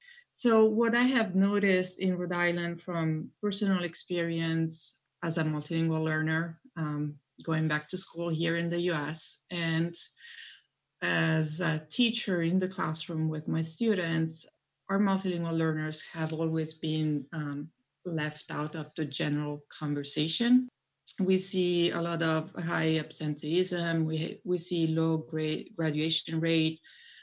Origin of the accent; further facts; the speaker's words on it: Italy; English is a second language; now in United States; I'm originally from Italy and I am a multilingual learner myself. I grew up in different countries and actually English, I think, is my fifth language in order of acquisition.